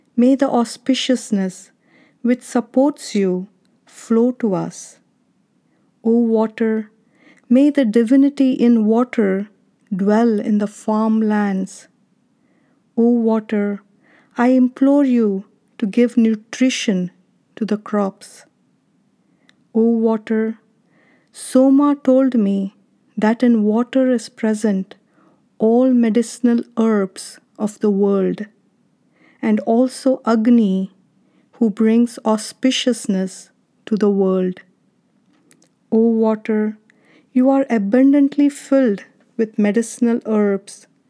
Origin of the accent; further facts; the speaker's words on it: India; now in Arizona, United States; When I was a kid growing up in India, I remember drinking water from these clay pots in summer at my grandparents' house